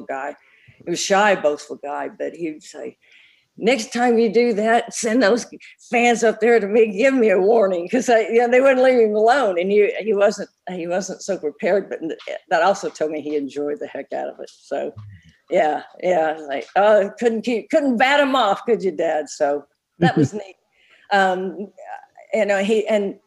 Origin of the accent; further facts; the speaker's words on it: Tulsa, Oklahoma, United States; being in Tulsa, my hometown